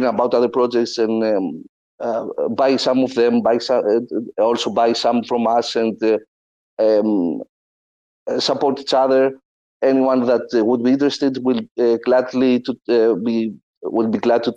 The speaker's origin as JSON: {"language": "English", "country": "Greece", "said": "I'm from Greece"}